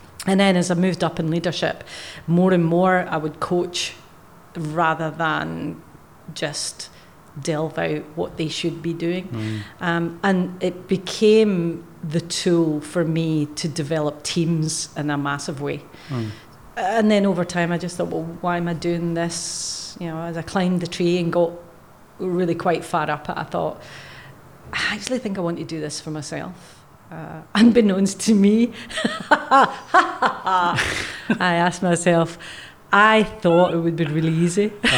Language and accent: English; Scotland, United Kingdom; accent: Scottish; now in Australia; But the accent that slightly comes through every so often is from Scotland.